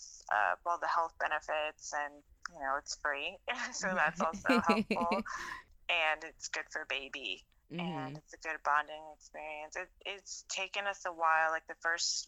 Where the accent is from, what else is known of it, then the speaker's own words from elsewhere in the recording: Texas, United States; now in Los Angeles, United States; where I grew up in Texas